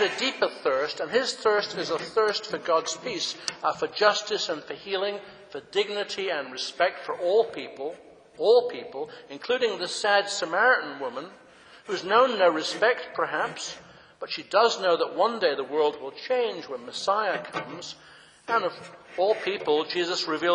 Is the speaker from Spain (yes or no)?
no; England, United Kingdom; moved away; When I grew up in England, in Britain